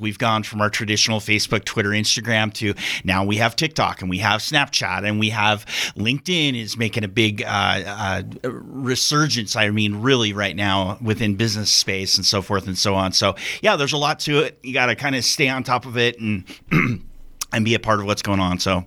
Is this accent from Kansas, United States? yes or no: no; Central Oregon, United States; moved away as an adult; now in Wyoming, United States; I'm actually come from Oregon. Um, was there for most of my life